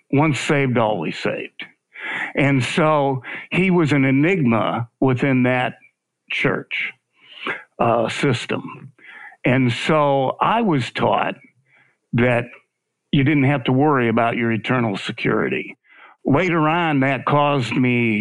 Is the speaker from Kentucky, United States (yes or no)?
no; Michigan, United States; also born or lived in Arizona / California; now in Memphis, United States; I was raised in Michigan, and I left Michigan in the 70s.